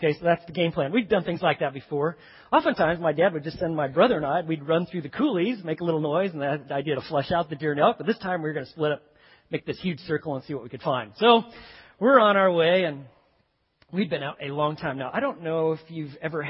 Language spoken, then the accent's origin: English; Montana, United States; now in Texas, United States; I grew up in Montana